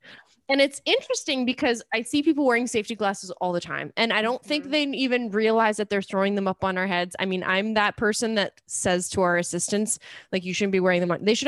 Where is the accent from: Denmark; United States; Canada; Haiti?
Canada; I'm Canadian, so I'm allowed to ask these questions.